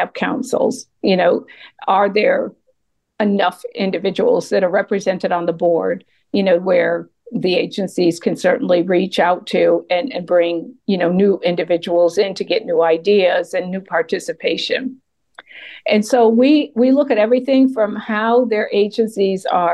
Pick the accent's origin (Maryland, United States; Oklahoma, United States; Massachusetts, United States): Massachusetts, United States; moved away as an adult; also born or lived in Atlanta, Georgia; now in near Atlanta, United States; Massachusetts is my home state